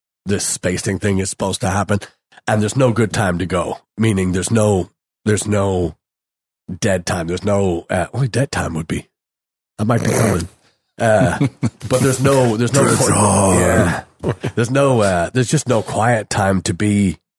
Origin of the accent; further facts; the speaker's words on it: Ireland; moved away as an adult; growing up in Ireland, we walked everywhere